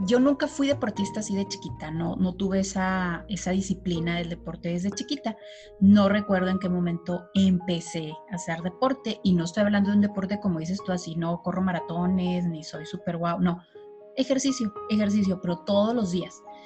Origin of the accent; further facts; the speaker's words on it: Chihuahua, Mexico; soy de Chihuahua